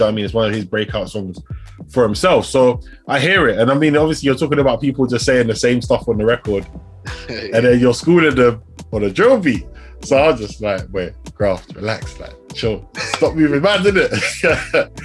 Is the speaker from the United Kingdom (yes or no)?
yes; London, United Kingdom; also born or lived in Southampton; I'm from London.